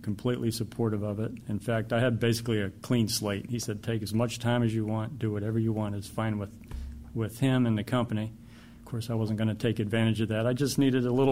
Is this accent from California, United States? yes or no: no; Maryland, United States; also born or lived in West Virginia; I grew up in Maryland and lived in West Virginia for a time.